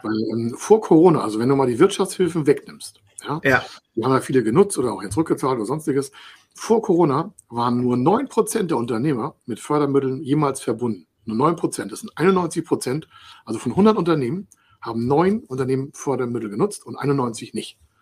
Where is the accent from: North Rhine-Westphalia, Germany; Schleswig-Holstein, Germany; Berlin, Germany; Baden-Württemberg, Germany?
Schleswig-Holstein, Germany; Dithmarschen; ich komme aus Dithmarschen